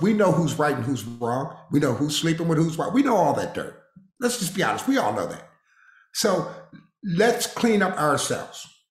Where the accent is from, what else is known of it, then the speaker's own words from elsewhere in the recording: Harrisburg, Pennsylvania, United States; moved away; also born or lived in Waco, Texas; I grew up in Harrisburg, Pennsylvania